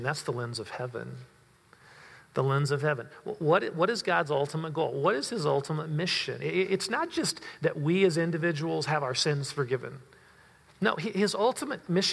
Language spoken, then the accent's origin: English; United States; I love my country. I'm American